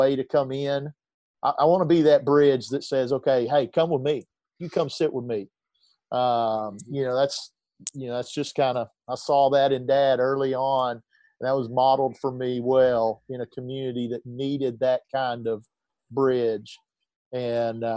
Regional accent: North Little Rock, Arkansas, United States; I grew up in Rose City, neighborhood in North Little Rock

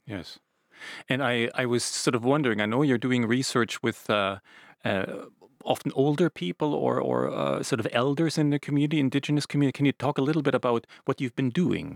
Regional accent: Canada; now in Finland; I grew up in Canada, quite close to uh, native peoples, indigenous peoples' reservations.

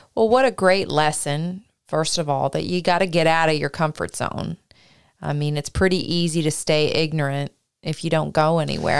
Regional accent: Canada; now in United States

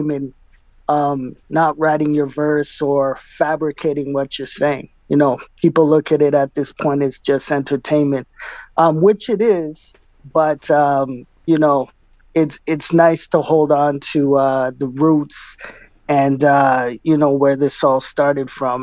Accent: Winnipeg, Manitoba, Canada; I was born and raised in Winnipeg, and proud to be from here

